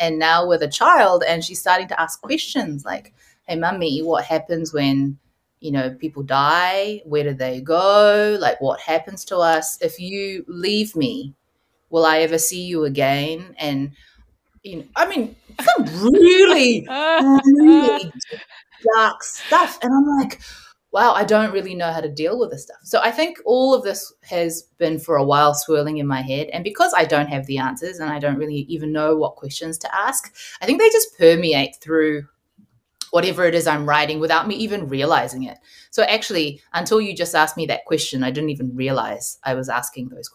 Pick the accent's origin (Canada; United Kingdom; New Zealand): New Zealand; I grew up partly in the Korean Presbyterian church, partly in like a New Zealand Pākehā white Baptist church